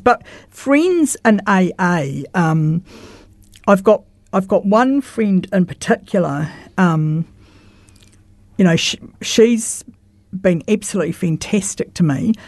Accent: Christchurch, Canterbury, New Zealand; I grew up in St Albans, Roosevelt Ave

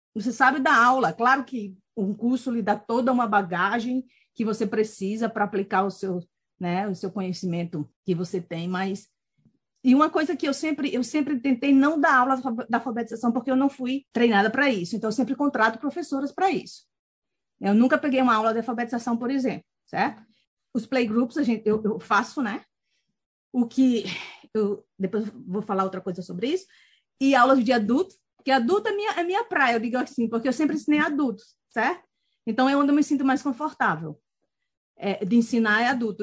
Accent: Maceió, Alagoas, Brazil; moved away as an adult; also born or lived in Angicos, Rio Grande do Norte / Natal, Rio Grande do Norte; now in New Zealand; É, nasci em Angicos, de, com sete anos fui para Maceió. Então, passei de sete a quinze anos em Maceió. E aí, voltamos para Natal

